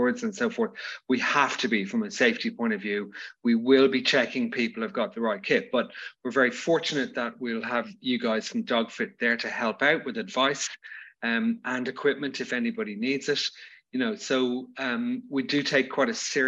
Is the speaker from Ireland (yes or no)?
yes; Dublin, Leinster, Ireland; I'm from Dublin